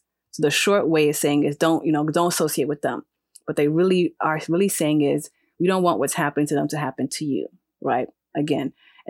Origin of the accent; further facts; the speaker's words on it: Ghana; So I'm not a Black woman in Ghana, right? I am a Khan. I have roots and history.